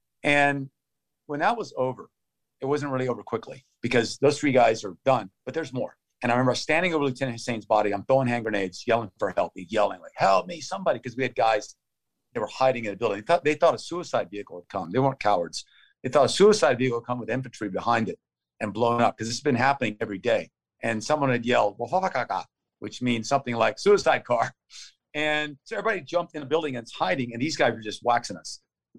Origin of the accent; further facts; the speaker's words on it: United States; I'm an American.